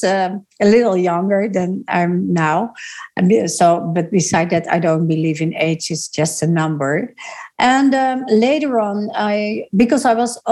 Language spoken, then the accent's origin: English; Netherlands; I grew up in the Netherlands